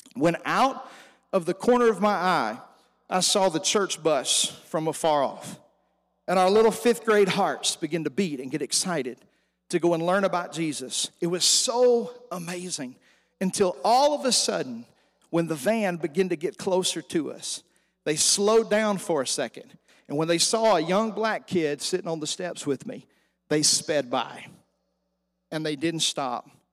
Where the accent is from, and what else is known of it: Stamps, Arkansas, United States; born or raised there; moved away as an adult; also born or lived in Los Angeles, California; now in Woodward, United States